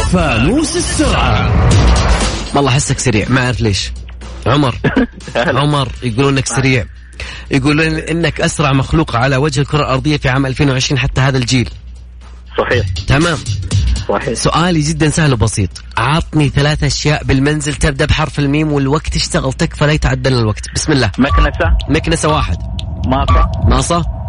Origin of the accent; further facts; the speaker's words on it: Sharqia, Egypt; من بلدياتي